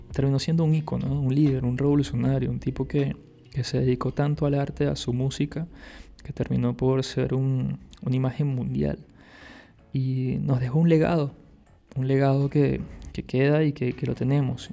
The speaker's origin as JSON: {"language": "Spanish", "town": "Caracas", "region": "Capital District", "country": "Venezuela", "moved": "as an adult", "lives_now": "Barcelona, Spain", "said": "soy de Venezuela, soy de Caracas, allá estudié artes audiovisuales"}